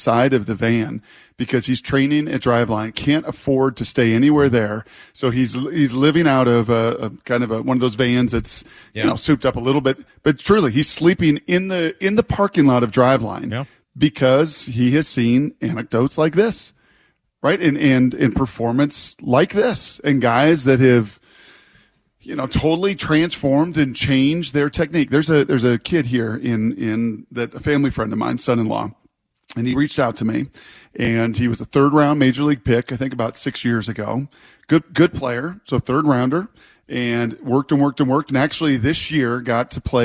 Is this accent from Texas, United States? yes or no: no; Puyallup, Washington, United States; My people that started in Puyallup in a warehouse in my hometown.